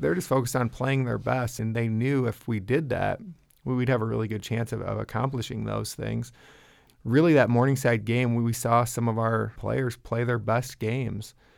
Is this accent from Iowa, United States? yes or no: yes; Larchwood, Iowa, United States; I grew up in Larchwood, Iowa, and went to West Lyon High School